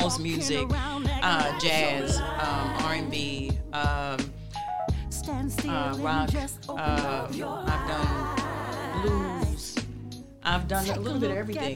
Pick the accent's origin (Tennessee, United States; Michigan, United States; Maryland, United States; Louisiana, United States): Maryland, United States; Baltimore; I'm from Baltimore